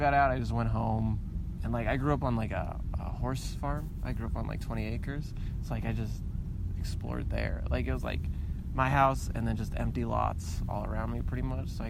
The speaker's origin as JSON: {"language": "English", "town": "Tucson", "region": "Arizona", "country": "United States", "tie": "born or raised there", "said": "grew up on the east side"}